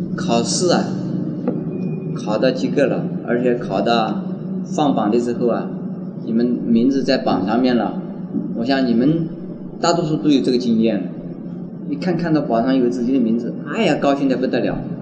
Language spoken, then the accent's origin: Chinese; near Wuxi, Jiangsu, China; 这无锡就靠在我出生的地方很近